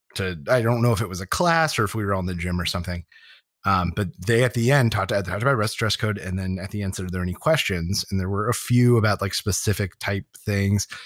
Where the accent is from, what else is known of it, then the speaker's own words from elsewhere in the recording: Harrisburg, Pennsylvania, United States; Harrisburg, where I grew up in Pennsylvania